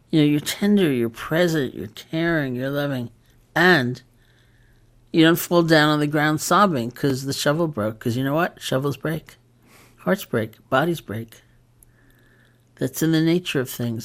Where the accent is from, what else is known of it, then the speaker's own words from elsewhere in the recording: New York, United States; I am a New Yorker